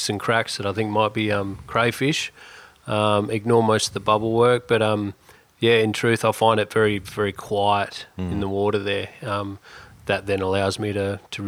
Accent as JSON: {"language": "English", "town": "Esperance", "region": "Western Australia", "country": "Australia", "tie": "born or raised there", "moved": "yes", "lives_now": "Exmouth, Australia", "said": "I grew up in Esperance."}